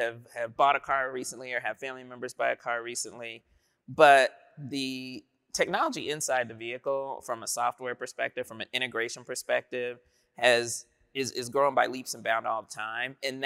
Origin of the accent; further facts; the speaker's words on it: Dayton, Ohio, United States; I'm from Dayton, Ohio